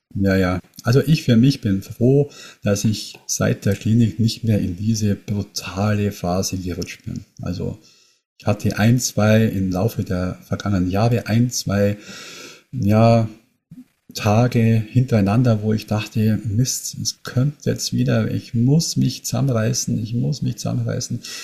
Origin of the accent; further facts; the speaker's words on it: near Munich, Bavaria, Germany; Ich komme aus der Nähe von München